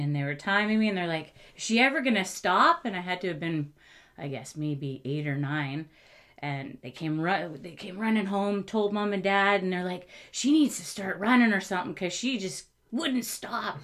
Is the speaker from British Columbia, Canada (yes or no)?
yes; Coquitlam, British Columbia, Canada; also born or lived in Okanagan; we were in the Okanagan until we moved when I was 2 mm-hmm. and um, Coquitlam is my was my hometown.